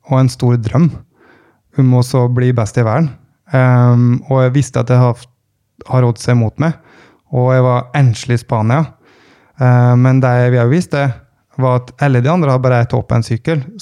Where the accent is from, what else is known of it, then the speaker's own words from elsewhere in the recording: Vågå, Innlandet, Norway; nå kom jeg fra Vågå, eh, og, og altså som 14-åring så hadde jo da 14-15-åring hadde ansvaret for 15-16 crossykler.